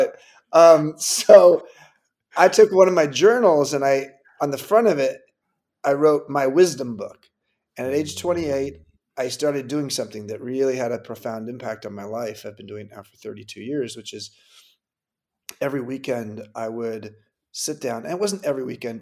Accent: California, United States; I grew up in California

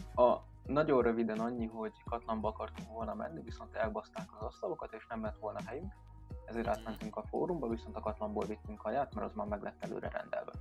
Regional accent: Sopron, Győr-Moson-Sopron, Hungary; Én meg Soproni vagyok

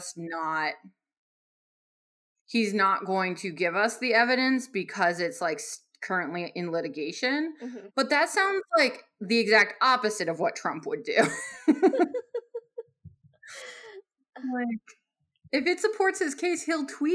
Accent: Arizona, United States; I'm from Arizona, which is a hotbed of libertarian thought

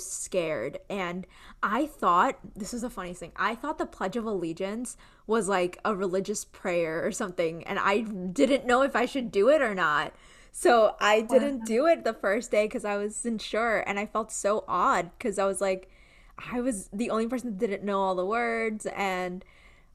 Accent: New York City, New York, United States; first language Gujarati; English is a second language; also born or lived in India; now in New Jersey, United States; I live in Jersey now, but I grew up in near Queens, Long Island area

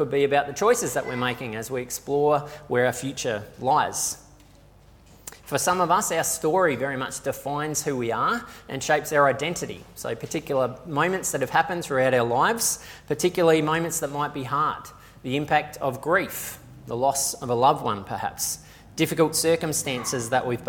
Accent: Australia; For a lot of us, we wrestle with what it actually means for our identity to be shaped by being Australian.

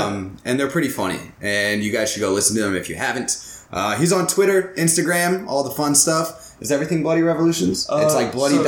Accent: United States; I'm from America.

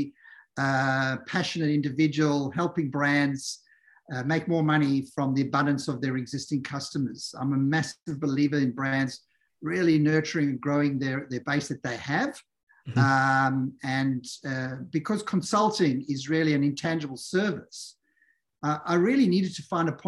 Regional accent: South Africa; moved away; I'm South African originally

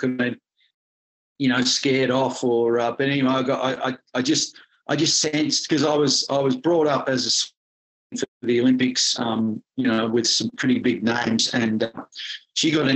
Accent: Melbourne, Victoria, Australia; Western suburbs of Melbourne in Essendon, and it was country back then

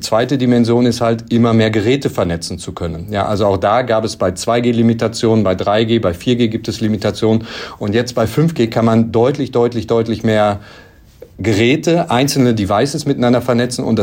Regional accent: North Rhine-Westphalia, Germany; born there; ich komme gebürtig aus dem Bau, äh, Sauerland

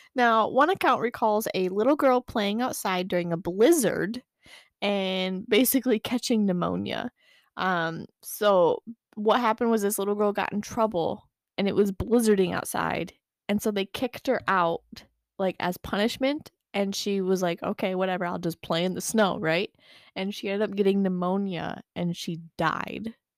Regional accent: Michigan, United States; I'm from Michigan

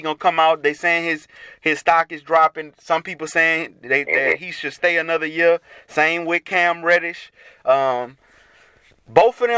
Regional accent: Baton Rouge, Louisiana, United States; I'm from Baton Rouge, so I'm like, LSU is just bred in me.

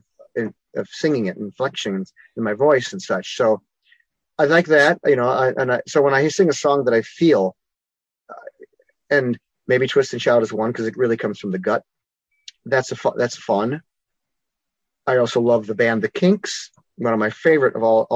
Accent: Chicago, Illinois, United States; I'm a Chicagoan, a native Chicagoan. I grew up on the south side of Chicago.

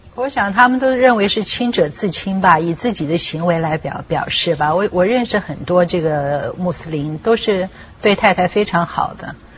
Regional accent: Taiwan; 因为我自己在台湾长大，我们还是比较少这样子

